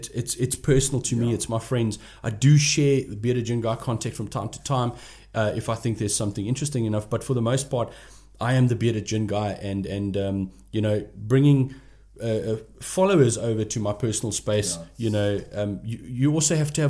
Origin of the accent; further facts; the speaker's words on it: Port Elizabeth, Eastern Cape, South Africa; I'm from Port Elizabeth, and I'm proud to be from Port Elizabeth